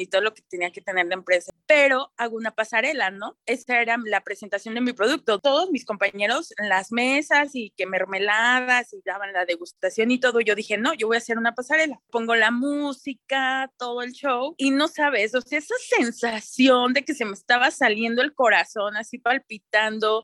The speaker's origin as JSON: {"language": "Spanish", "town": "Toluca", "region": "State of Mexico", "country": "Mexico", "said": "yo soy de Toluca"}